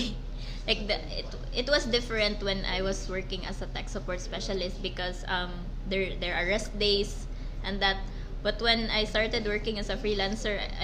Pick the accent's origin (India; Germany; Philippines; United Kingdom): Philippines; Cebu, Central Visayas; also born or lived in Bicol; I grew up here in Cebu